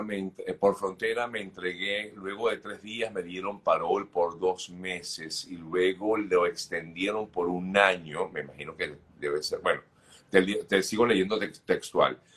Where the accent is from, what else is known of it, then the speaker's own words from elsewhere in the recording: Venezuela; Eh, tengo, soy venezolana, tengo petición de parol. Mi hija es panameña y mi esposo panameño.